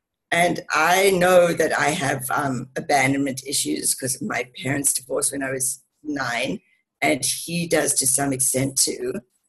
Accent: Cape Town, Western Cape, South Africa; also born or lived in England; now in Denver, United States; And I grew up in Cape Town in South Africa.

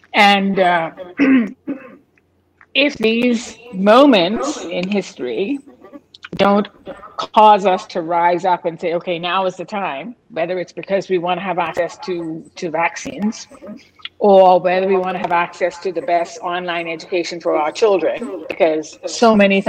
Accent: Bahamas; when we leave the region and we live somewhere else, and, you know, I say I'm from the Bahamas and they think it's somewhere in Jamaica

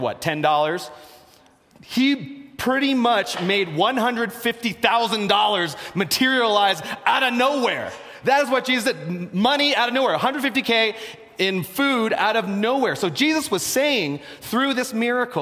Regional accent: Philadelphia, Pennsylvania, United States; I'm from Philadelphia.

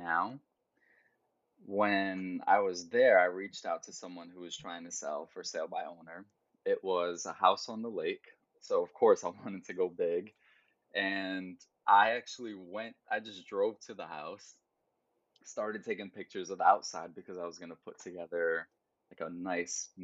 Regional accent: Geneva, New York, United States; moved away as an adult; also born or lived in Brooklyn, New York; now in New York City, United States; So that's where I was raised, in upstate New York. And yeah, I went to college in the same hometown, in my hometown.

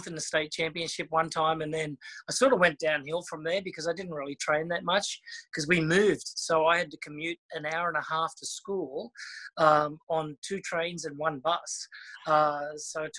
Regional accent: Australia; growing up in Australia is just incredible because you're just surrounded by water

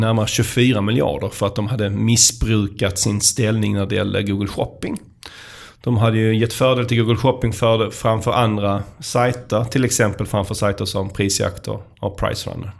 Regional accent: Skåne, Sweden; accent: skånska; som alla hör här så kommer jag ju från Skåne

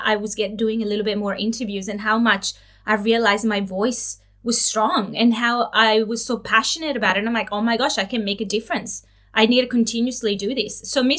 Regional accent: Italy; now in Australia; I'm originally from Italy

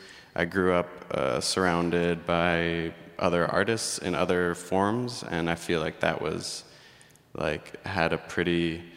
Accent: East Coast, United States; also born or lived in Pennsylvania; I was born in Pennsylvania, and I grew up along the East Coast, started dancing when I was 3 years old, pretty seriously.

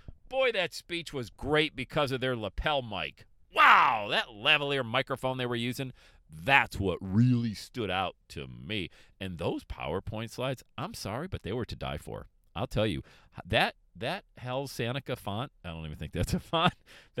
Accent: Buffalo, New York, United States; Some people say I sound like I'm still from Buffalo, New York, which I don't think so.

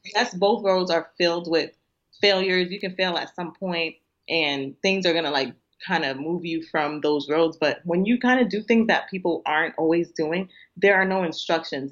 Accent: Nigeria; being Nigerian

